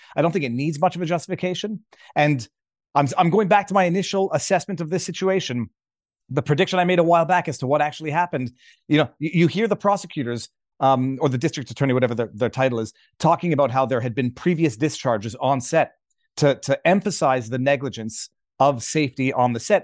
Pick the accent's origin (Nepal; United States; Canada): Canada; Quebec; I'm a Canadian Quebec commercial litigator